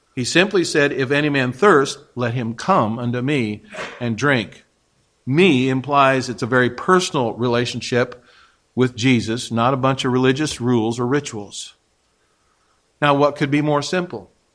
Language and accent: English; Kansas, United States; moved away; I'm a Kansas boy